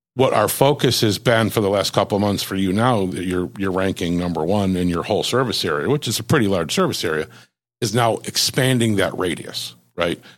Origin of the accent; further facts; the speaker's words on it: Buffalo, New York, United States; moved away; I grew up in Buffalo.